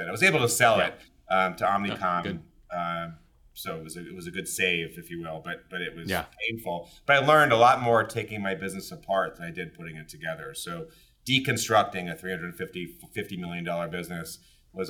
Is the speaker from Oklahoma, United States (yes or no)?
no; New York City, New York, United States; also born or lived in Los Angeles; Grew up in the city, New York City, Upper East Side